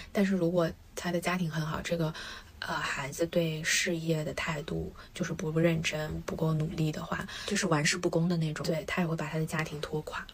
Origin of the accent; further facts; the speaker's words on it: China; 我们中国人